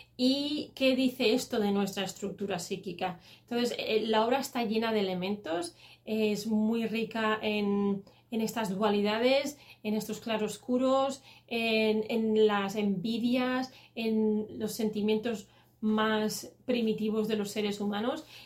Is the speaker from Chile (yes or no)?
no; Catalonia, Spain; como soy catalana